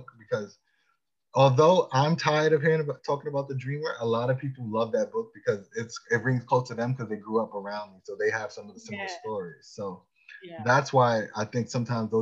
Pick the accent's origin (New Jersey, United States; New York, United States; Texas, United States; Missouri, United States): New York, United States; Long Island; I grew up in Long Island